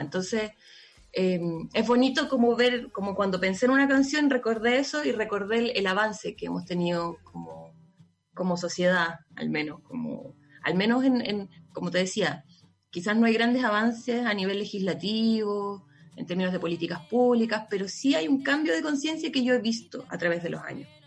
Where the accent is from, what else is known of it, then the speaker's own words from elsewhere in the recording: La Serena, Coquimbo, Chile; moved away; cuando era chica, vivía en La Serena y pasaba harto en la playa